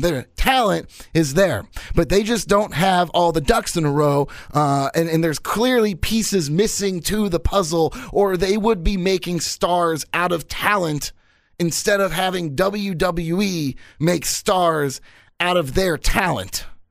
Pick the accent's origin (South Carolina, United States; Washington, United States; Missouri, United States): Missouri, United States; Kansas City; my hometown of Kansas City at Kemper Arena